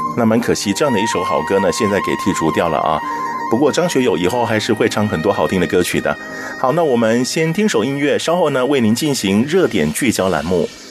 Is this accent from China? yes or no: no; Taiwan; 我实在台湾这么久了